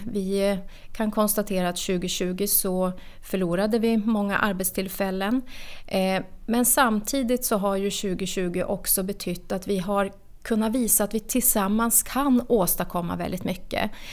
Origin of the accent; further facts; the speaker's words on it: Norrbotten County, Sweden; now in Nacka, Sweden; Jag är född och uppvuxen i Norrbotten